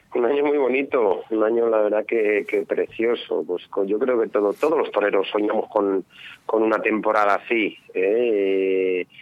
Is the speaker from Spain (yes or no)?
yes; Ledesma, Castile and León, Spain; en Ledesma, en mi pueblo, con mi gente